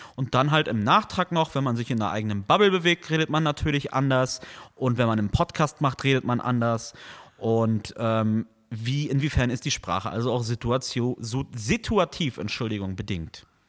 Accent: Neumünster, Schleswig-Holstein, Germany; now in Kiel, Germany; in der wunderschönen Stadt Neumünster, wo ich aufgewachsen bin

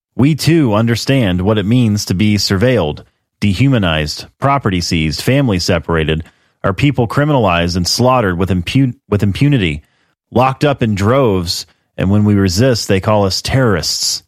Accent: United States; I'm an American

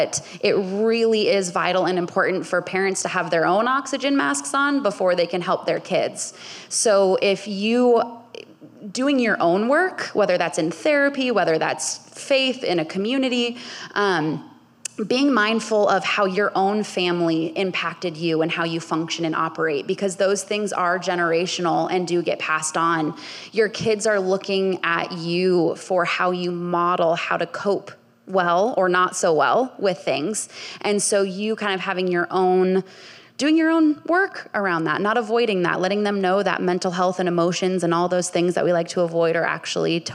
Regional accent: Bay Area, California, United States; I grew up in the Bay Area

